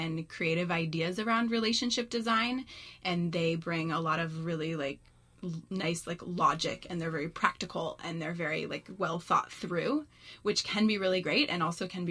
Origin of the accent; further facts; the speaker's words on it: Mill Valley, California, United States; I grew up in Mill Valley.